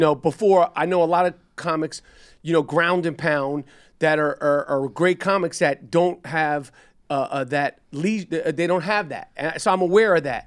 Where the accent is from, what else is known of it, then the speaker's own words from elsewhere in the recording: New York, United States; also born or lived in Los Angeles; I'm a New Yorker